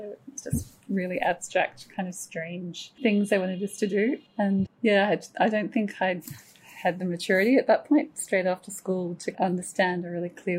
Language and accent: English; Wagga Wagga, New South Wales, Australia; also born or lived in Canberra; Well, I'm actually a country girl, so I was born in Canberra, but my formative years were in Wagga Wagga.